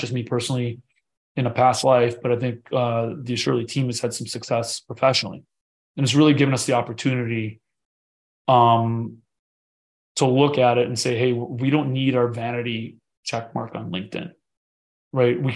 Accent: United States; I was born in the United States

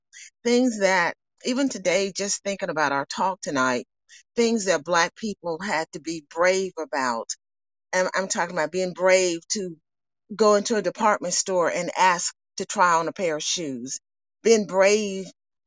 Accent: Birmingham, Alabama, United States; I'm from Birmingham

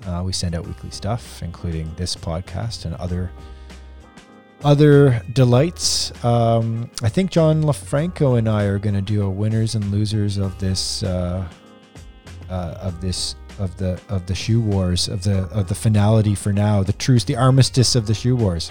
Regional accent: Canada; we're all Canadian here

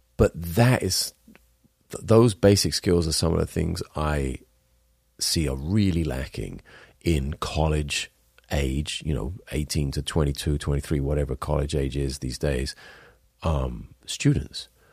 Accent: Wales, United Kingdom; I'm Welsh.

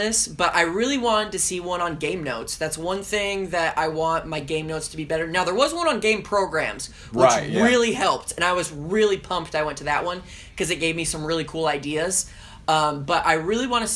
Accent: Southern California, United States; now in Hattiesburg, United States; I grew up in Southern California, and I grew up going to Disneyland

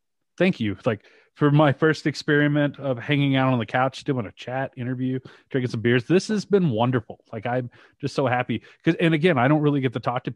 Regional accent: Shreveport, Louisiana, United States; also born or lived in Dallas, Texas; now in Denver, United States; I was born in Dallas. I grew up in Shreveport, Louisiana

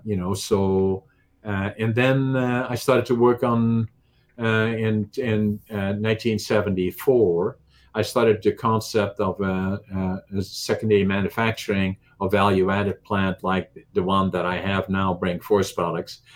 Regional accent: Netherlands; English is a second language; moved away as an adult; now in Canada; I was obviously from Holland

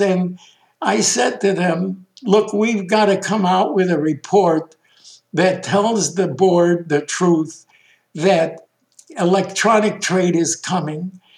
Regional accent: Chicago, Illinois, United States; also born or lived in Bialystok, Poland; We ended in Chicago. I grew up as an American kid

